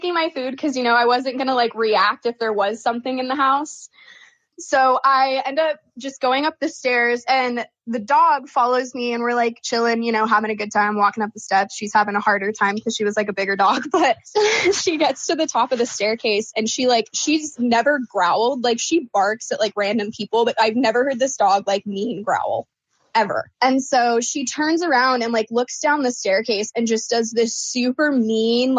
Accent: Oregon, United States; moved away as an adult; now in Phoenix, United States; I was born and raised in Oregon

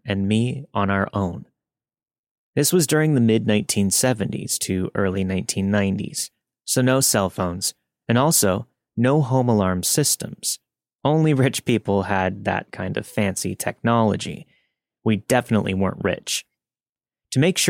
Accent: Northern California, United States; I grew up in Northern California

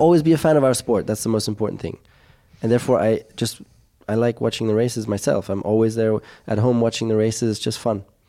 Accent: Monaco; growing up in Monaco

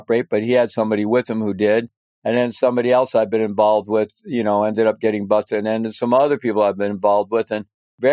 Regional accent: Missouri, United States; moved away as an adult; also born or lived in Peru; I was growing up in Missouri

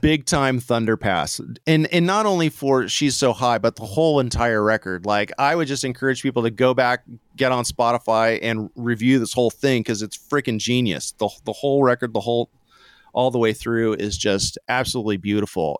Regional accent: Santa Barbara, California, United States; I'm from Santa Barbara

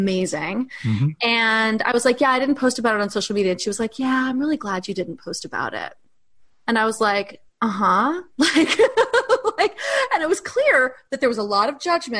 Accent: New York, United States; we're both from New York

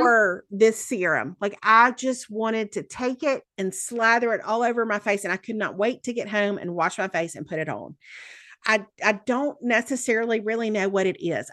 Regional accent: the South, United States; accent: Southern

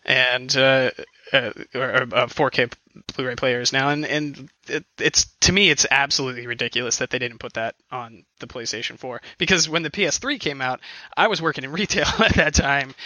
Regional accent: outside Cleveland, Ohio, United States; I'm from outside Cleveland

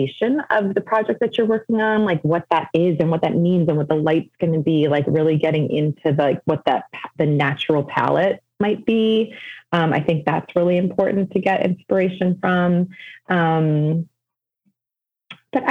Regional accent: Evanston, Illinois, United States; I'm born and raised in Evanston, which is a suburb just north of Chicago. So I'm kind of back home

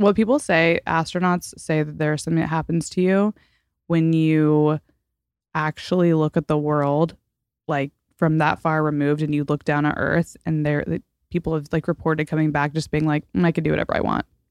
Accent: Fort Worth, Texas, United States; moved away as an adult; also born or lived in Washington, D.C.; now in Los Angeles, United States; I'm from Fort Worth mostly

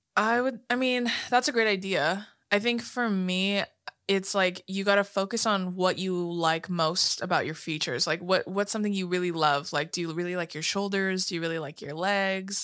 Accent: California, United States; we're from, you know, California

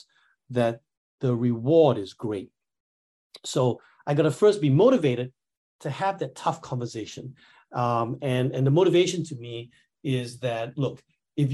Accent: Singapore; I'm from Singapore

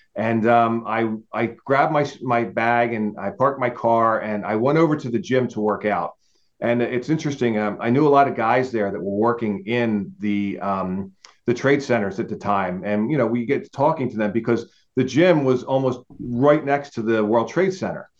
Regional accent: New Jersey, United States; moved away as an adult; I'm South Jersey, not North Jersey

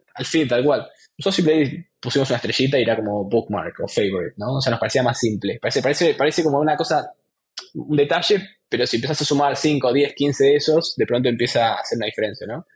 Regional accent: Argentina; also born or lived in Buenos Aires; estudiando ingeniería informática ingeniería de software en, Buenos Aires, soy argentino

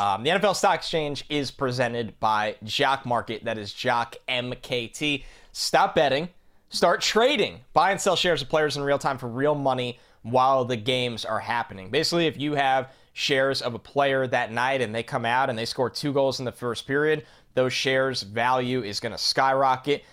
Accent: United States; I am from New York

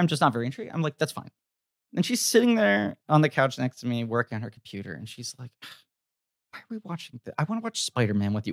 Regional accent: New York, United States; New York

